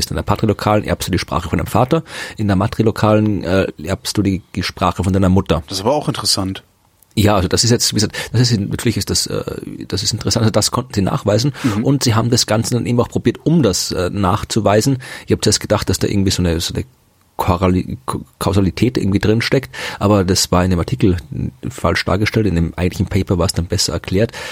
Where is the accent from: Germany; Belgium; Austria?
Austria; Ja, aber in, in, in Deutschland hält mich ganz, ganz selten wer von Österreich, das nicht weiß.